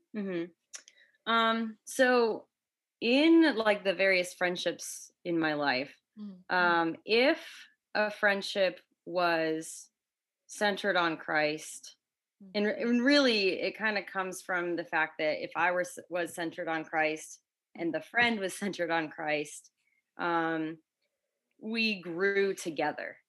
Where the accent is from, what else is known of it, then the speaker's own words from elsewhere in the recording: Connecticut, United States; moved away as an adult; now in Florida, United States; I've lived in Florida for seven years. I grew up in Connecticut